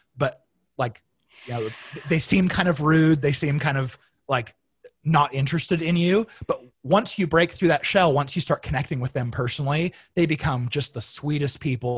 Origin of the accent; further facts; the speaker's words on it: Arizona, United States; I grew up in Arizona